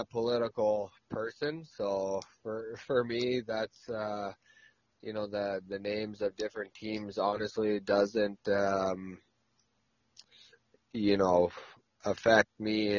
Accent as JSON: {"language": "English", "region": "Nunavut", "country": "Canada", "tie": "born or raised there", "also_born_or_lived": "Nashville, Tennessee", "moved": "yes", "said": "growing up in Nunavut, you're used to the pretty chilly temperatures."}